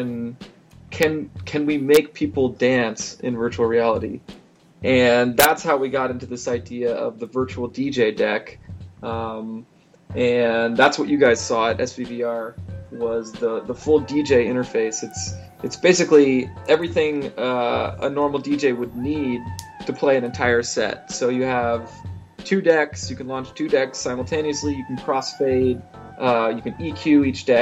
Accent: Austin, Texas, United States; I grew up here in Austin playing drums in bands since I was 11

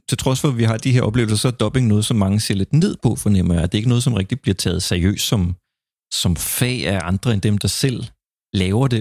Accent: Funen, Southern Denmark, Denmark; jeg er så fra Fyn

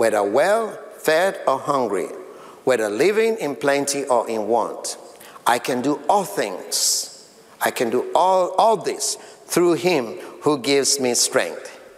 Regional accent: Sierra Leone; now in United States; my country of birth in Sierra Leone, West Africa, that is dear to me, my people in my home country

